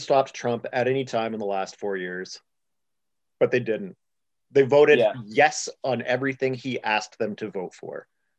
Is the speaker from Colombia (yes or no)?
no; Canada; because I'm Canadian, born in Canada.